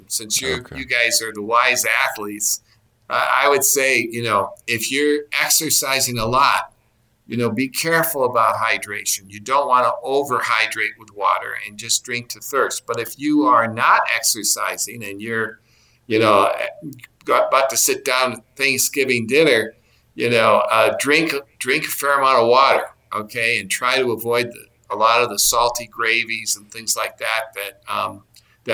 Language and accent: English; Wisconsin, United States; I'm from Wisconsin